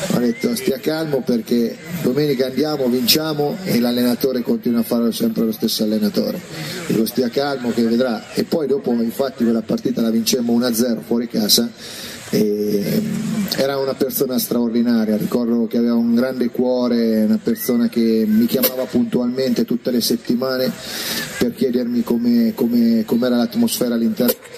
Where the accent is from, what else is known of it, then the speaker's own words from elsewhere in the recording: Mugnano, Umbria, Italy; moved away as an adult; quando partivo dal mio paese a Perugia, da Mugnano